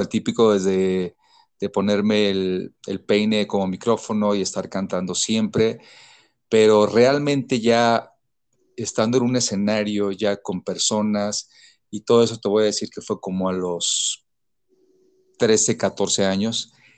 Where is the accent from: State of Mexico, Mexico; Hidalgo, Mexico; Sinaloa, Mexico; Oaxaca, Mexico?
Sinaloa, Mexico; Mazatlán; now in Mexico City, Mexico; Soy de Mazatlán, Sinaloa